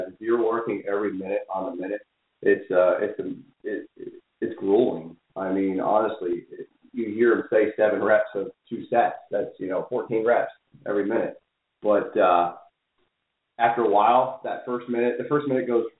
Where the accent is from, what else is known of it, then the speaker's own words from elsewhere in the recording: New England, United States; I'm a Yankee from New England